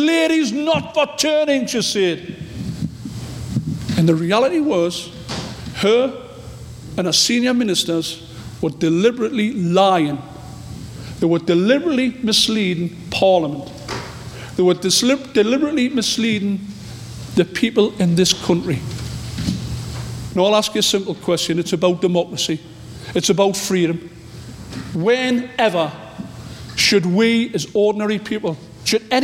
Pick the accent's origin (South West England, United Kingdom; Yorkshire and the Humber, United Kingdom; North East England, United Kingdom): North East England, United Kingdom; I'm from the North East